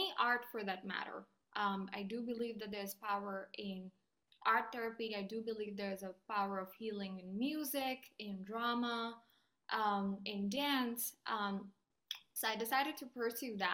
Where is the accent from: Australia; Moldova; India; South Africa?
India; moved away; I grew up in India